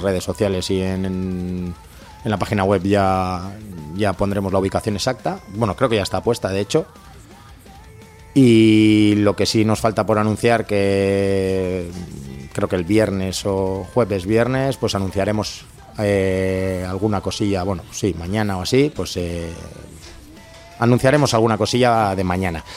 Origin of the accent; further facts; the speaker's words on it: Durango, Basque Country, Spain; yo soy de Hermoa